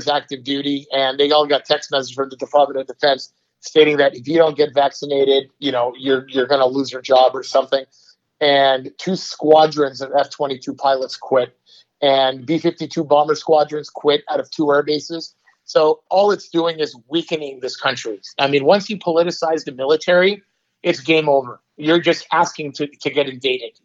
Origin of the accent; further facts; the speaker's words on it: Los Angeles, California, United States; I grew up in Los Feliz. It's a pretty affluent neighborhood in Hollywood.